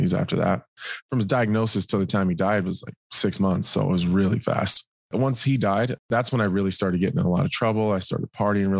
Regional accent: Nebraska, United States; I'm from Nebraska

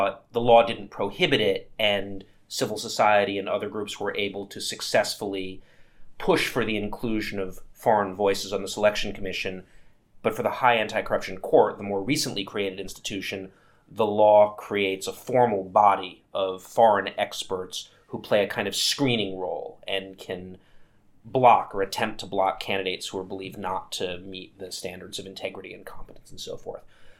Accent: United States; I'm from the United States

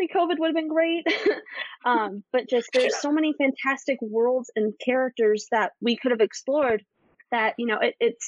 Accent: Midwest, United States; I grew up in the Midwest. I grew up in a town where there was 5,000 people.

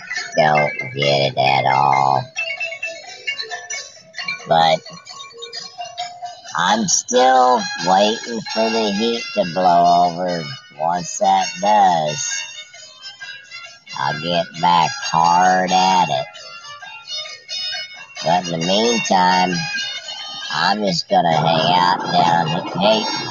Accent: Idaho, United States; I'm from Idaho.

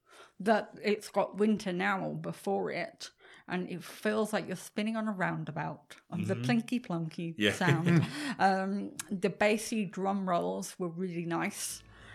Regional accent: England, United Kingdom; moved away; I'm English.

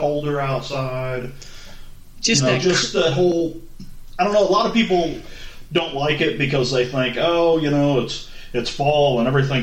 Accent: St. Louis, Missouri, United States; I grew up in St. Louis, and Channel 11 did this thing called Saturday Night Shockers

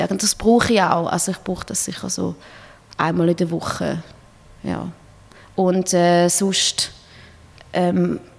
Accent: Switzerland; Als, als Schweizer Musiker willst du einfach dort mal spielen

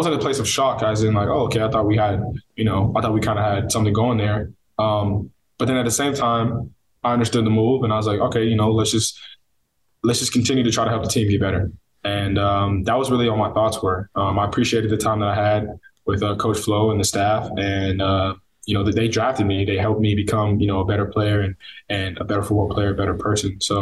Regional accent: Northern California, United States; also born or lived in Coquitlam, British Columbia, Canada; now in Miami, United States; me and my sister were born up there. Grew up there until I was about 8, and then moved to NorCal, where I spent my adolescence.

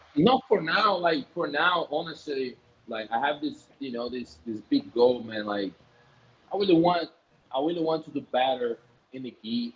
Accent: Bahia, Brazil; English is a second language; now in Rio de Janeiro, Brazil; I'm from Bahia. I, am from Bahia

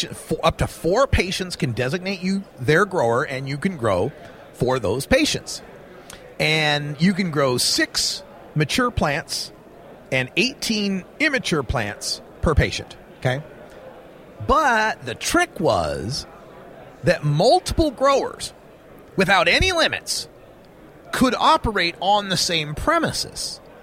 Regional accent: Oregon, United States; let's go back to my home state of Oregon.

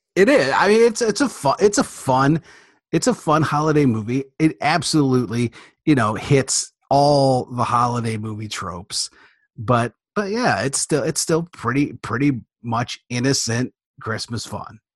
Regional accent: Detroit, Michigan, United States; I'm from Michigan, from the Detroit area

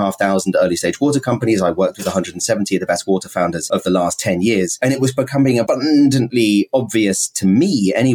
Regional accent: United Kingdom; also born or lived in Scotland / San Francisco; now in New York, United States; I'm a British person.

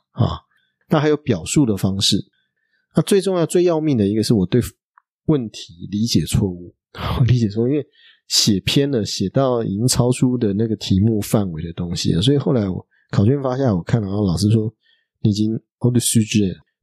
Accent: Taiwan; moved away as an adult; also born or lived in Paris, France / Strasbourg, France; 我是台湾的律师

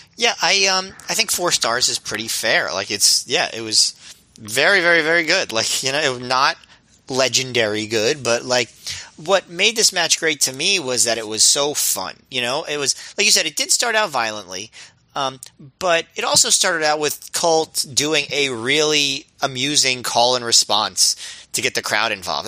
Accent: United States; as an American

